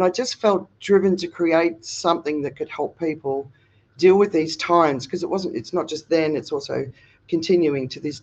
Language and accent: English; Australia; now in Phuket, Thailand; I'm Australian, but I'm living in Phuket, Thailand